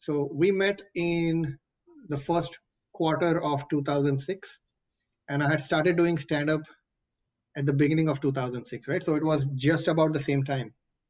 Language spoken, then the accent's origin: English; Mumbai, Maharashtra, India; first language Marathi; English is a second language; also born or lived in San Francisco; now in Fremont, United States; and I'm from Bombay, so my Marathi is very polluted. It's not the pure language.